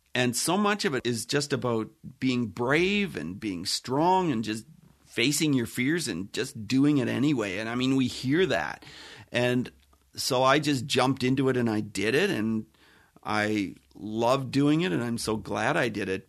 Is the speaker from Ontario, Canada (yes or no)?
yes; Ontario, Canada; I grew up on a farm. I'm from Canada. I live in Ontario, Canada, which is near the Great Lakes.